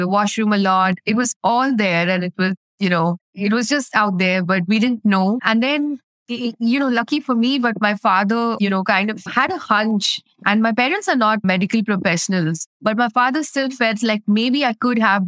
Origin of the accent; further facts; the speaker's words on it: India; I'm from India